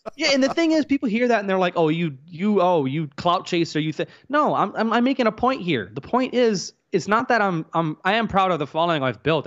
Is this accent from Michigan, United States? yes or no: no; Louisiana, United States; I grew up around black folks. I'm from Louisiana